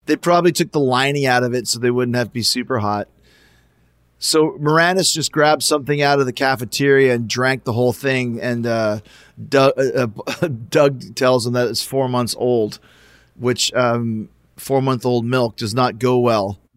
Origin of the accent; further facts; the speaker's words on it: Canada; we're all Canadian